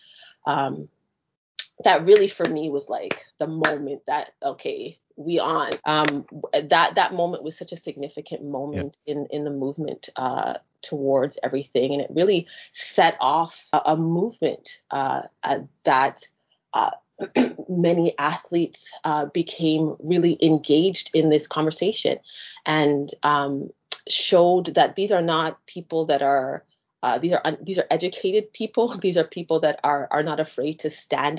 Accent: Canada; a kid that grew up in Canada

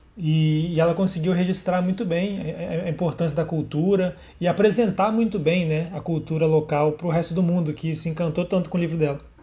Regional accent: Brazil; also born or lived in Hawaii; a gente, como brasileiro

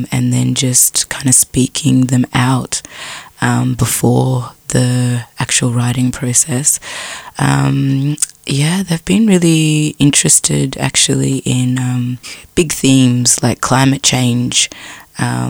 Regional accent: Frankston, Victoria, Australia; When I was growing up in Frankston in flats

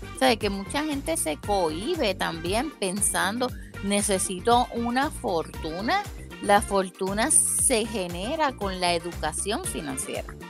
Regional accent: Puerto Rico; yo soy de Puerto Rico

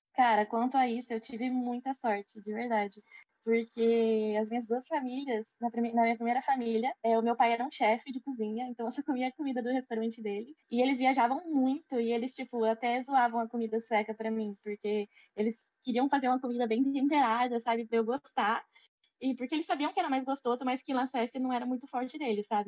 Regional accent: Brazil; also born or lived in Sweden

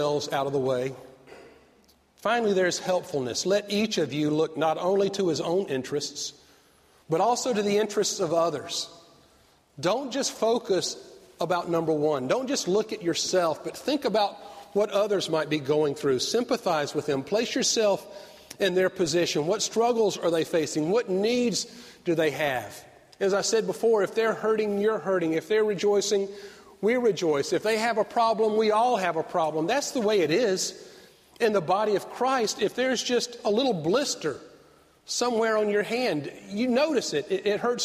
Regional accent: Avondale Estates, Georgia, United States; I grew up in Avondale, outside of Stone Mountain, Georgia

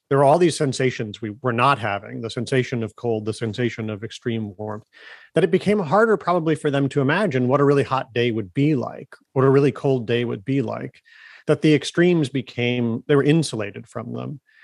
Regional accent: Ann Arbor, Michigan, United States; moved away as an adult; also born or lived in Germany; I grew up around Detroit

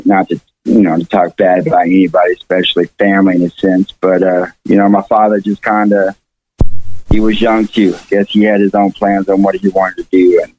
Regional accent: Fayetteville, Arkansas, United States; born there; All right, I was born in Fayetteville, Arkansas.

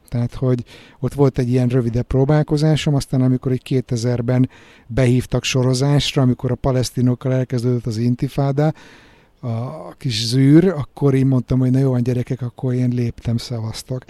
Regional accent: Hungary; moved away as an adult; now in Stockholm, Sweden; mi magyar gyerekek

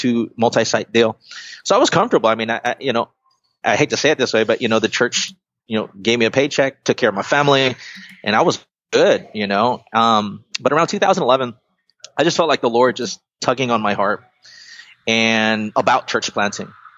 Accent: Carson, California, United States; also born or lived in Guam / Long Beach, California; Long Beach is where I first landed, or our family landed, moving here from Guam. And so Long Beach has always been my home, even though I grew up in Carson

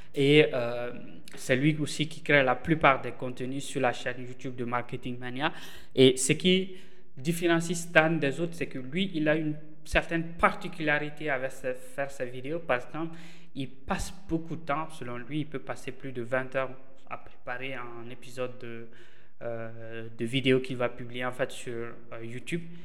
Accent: Bamako, Mali; au Mali, chez nous, à Bamako

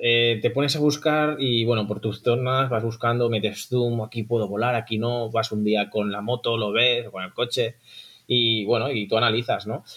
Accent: Barcelona, Catalonia, Spain; Somos de Barcelona

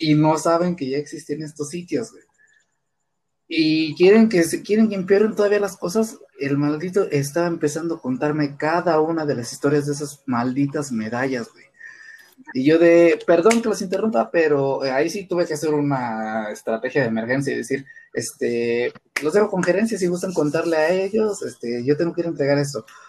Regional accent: Mexico; nosotros, este, como mexicanos, como cultura

